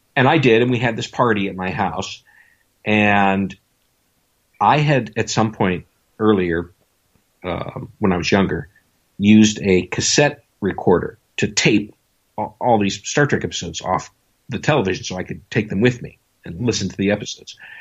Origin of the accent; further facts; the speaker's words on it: Buffalo, New York, United States; moved away; I had gotten out of the Air Force and went back to my hometown of Buffalo, New York